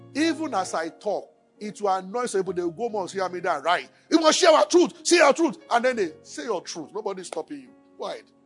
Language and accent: English; Abeokuta, Ogun State, Nigeria; moved away as an adult; also born or lived in Kaduna; I grew up in Abeokuta